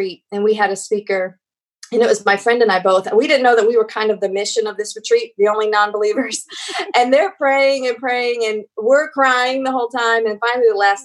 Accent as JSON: {"language": "English", "town": "Columbus", "region": "Ohio", "country": "United States", "tie": "born or raised there", "moved": "yes", "lives_now": "Houston, United States", "said": "I grew up in Columbus, Ohio"}